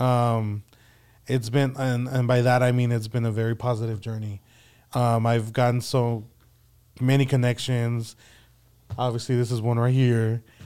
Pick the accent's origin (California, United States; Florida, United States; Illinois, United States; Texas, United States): Texas, United States; San Antonio; born and raised here in San Antonio.